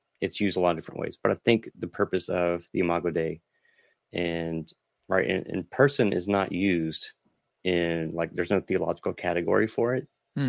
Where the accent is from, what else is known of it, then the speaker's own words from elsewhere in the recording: the South, United States; So I'm Southerner. So I'll just blame it on being Southern.